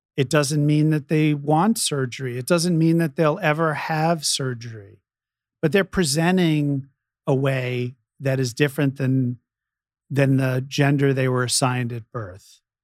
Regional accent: New York, United States; now in San Francisco, United States; when I was growing up in New York

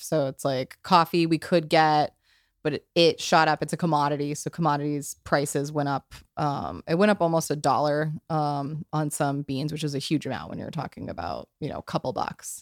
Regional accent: New Mexico, United States; moved away; also born or lived in New York; I, I come from New Mexico, which is a very, uh, intense culture.

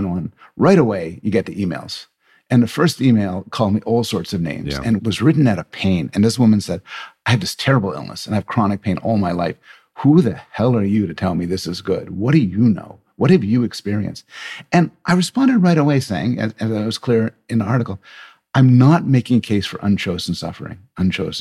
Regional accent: Canada; I'm Canadian

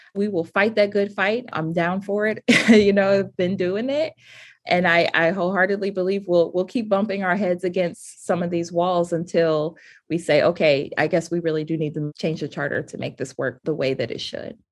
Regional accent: Cleveland, Ohio, United States; moved away; a person born and raised in Cleveland

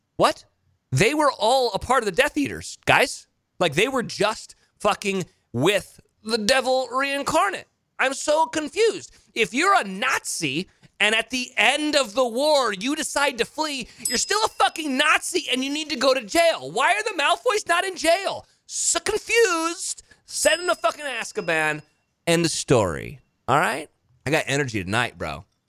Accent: Monterey, California, United States; my hometown of Monterey or Carmel, Pebble Beach

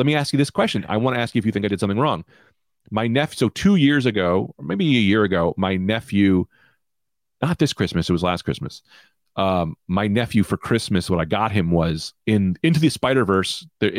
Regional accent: Queens, New York, United States; Hey, I'm from Queens.

